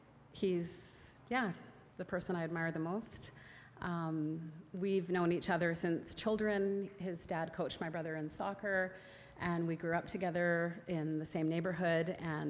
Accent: Burnaby, British Columbia, Canada; I grew up in Burnaby. Our family lived on the west side, on the Burnaby side of Burnaby Mountain.

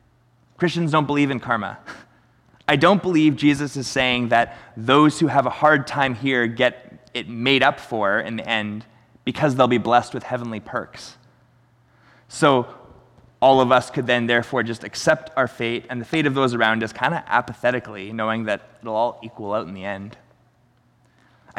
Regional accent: Chilliwack, British Columbia, Canada; we're from Chilliwack

